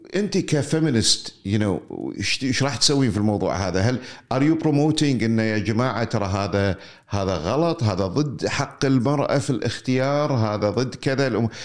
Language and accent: Arabic; Kuwait; كوني كويتي بفكر واحتياجاتي بتكون مختلفة عن رجل ثاني عايش معي بالكويت